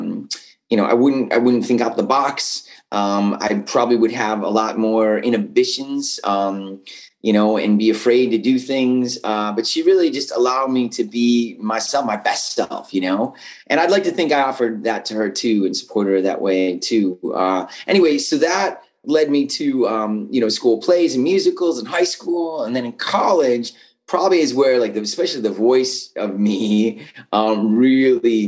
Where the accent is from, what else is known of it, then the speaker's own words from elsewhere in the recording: Buffalo, New York, United States; moved away as an adult; also born or lived in Cleveland, Ohio; I was from Buffalo